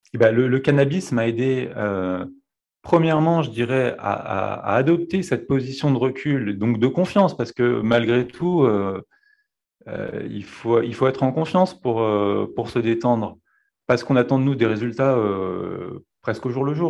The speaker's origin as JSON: {"language": "French", "area": "Dauphiné", "region": "Auvergne-Rhône-Alpes", "country": "France", "tie": "born or raised there", "said": "je suis né euh, dans le Dauphiné"}